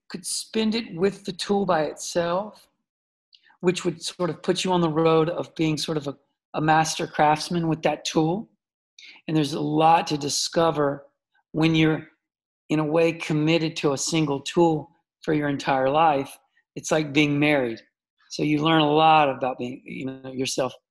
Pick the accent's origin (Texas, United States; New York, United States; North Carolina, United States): North Carolina, United States; Charlotte; Charlotte, North the south of the, you know, the U.S. Um, uh, you know, very quiet. 1971, I was born, so uh, you know, in the 70s in the south neighborhood, outside of the city.